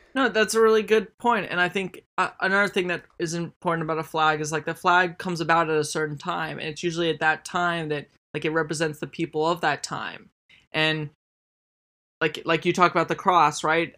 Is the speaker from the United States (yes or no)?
yes; United States